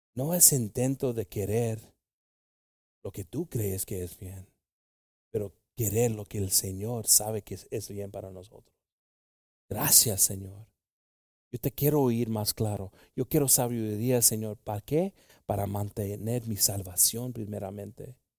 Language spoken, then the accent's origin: Spanish; Mexico; Tenemos mucho orgullo como mexicanos